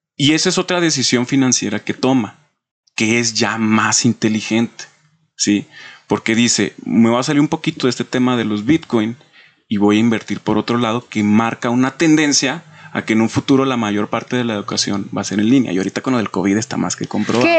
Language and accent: Spanish; Mexico; tenemos como mexicanos